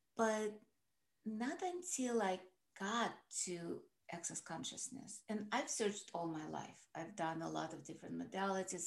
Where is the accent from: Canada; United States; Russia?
Russia; moved away; I grew up in Russia